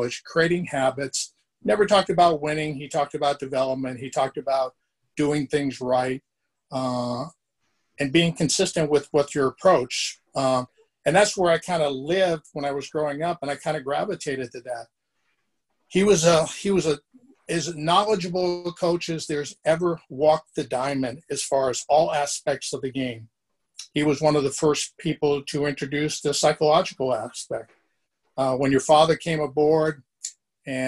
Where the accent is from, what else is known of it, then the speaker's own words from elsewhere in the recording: Boston, Massachusetts, United States; moved away; also born or lived in California; I was born in Boston, Massachusetts, migrated to California for family reasons, went to Cal Poly Pomona